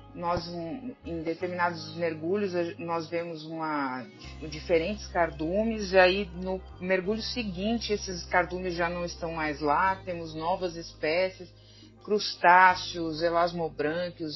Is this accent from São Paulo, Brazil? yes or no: yes; São Paulo, Brazil; now in Ceará, Brazil; como paulista quando vim morar aqui